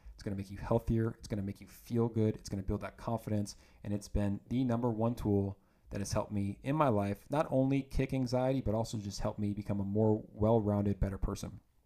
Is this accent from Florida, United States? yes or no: yes; Lithia, Florida, United States; born or raised there; moved away as an adult; also born or lived in Georgia / Santa Barbara, California